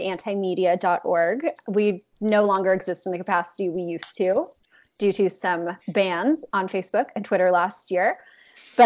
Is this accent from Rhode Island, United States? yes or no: no; Los Angeles, California, United States; I'm from Los Angeles. I was raised just to believe that blue was good and red was bad